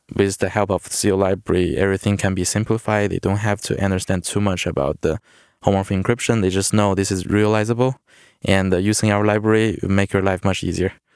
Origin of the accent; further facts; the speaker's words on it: China; moved away as an adult; also born or lived in Worcester, Massachusetts; originally I'm from China. I did my, uh, high school and, uh, university in China